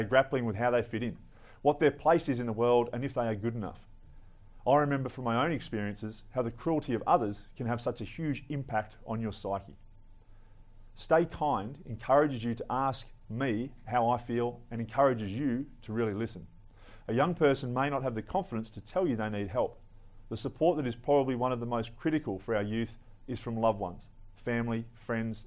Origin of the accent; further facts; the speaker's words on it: Australia; My family has for several generations shared a vision of the importance of patriotism and the protection of the Australian people